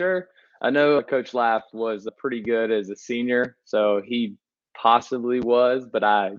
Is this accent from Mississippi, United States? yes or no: yes; Southaven, Mississippi, United States; South Haven, Mississippi. It's just outside of Memphis.